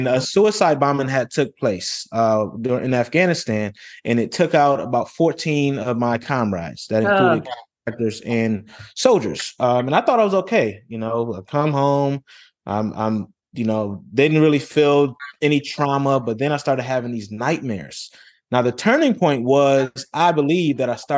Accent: Rochester, New York, United States; moved away as an adult; I grew up in Rochester, New York, grew up in humble beginnings

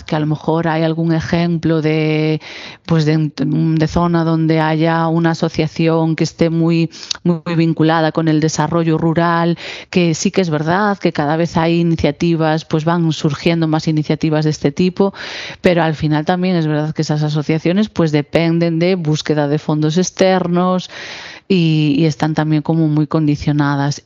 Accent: Galicia, Spain; nuestra comunidad, ¿no? Pues en comunidades como la gallega

